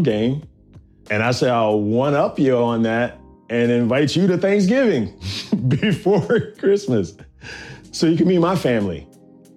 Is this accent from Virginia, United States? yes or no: yes; Virginia, United States; also born or lived in Nashville, Tennessee; now in New York, United States; I'm from Virginia